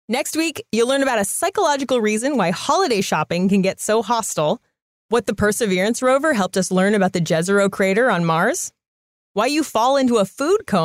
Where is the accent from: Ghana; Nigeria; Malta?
Ghana; I'm from Ghana.